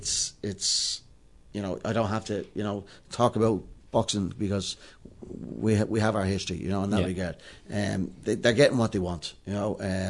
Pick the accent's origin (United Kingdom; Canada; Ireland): Ireland; Dublin, Leinster; I'm from Dublin 12.